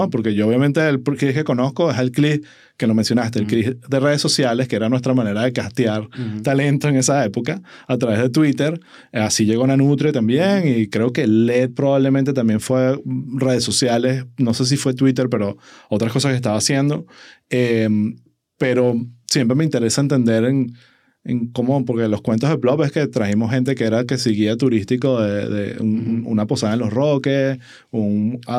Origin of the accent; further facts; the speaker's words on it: Venezuela; moved away; 100%, Y yo me fui a finales de 2014 de Venezuela.